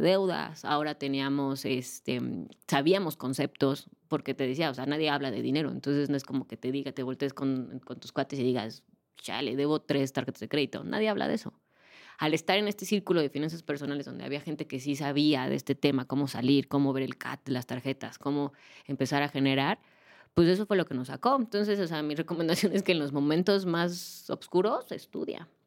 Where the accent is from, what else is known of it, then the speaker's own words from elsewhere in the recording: Mexico; Aquí en México